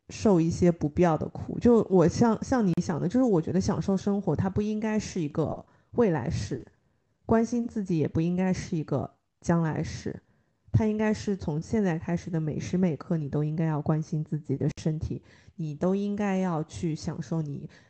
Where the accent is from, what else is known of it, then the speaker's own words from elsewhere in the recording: China; 我们中国人经常会想到的都是先苦后甜